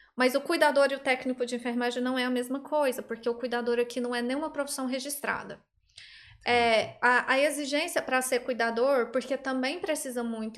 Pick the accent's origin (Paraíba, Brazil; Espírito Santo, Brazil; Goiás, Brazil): Goiás, Brazil; Goiânia; moved away as an adult; now in Ireland; Eu sou de Goiânia, Goiânia, Goiás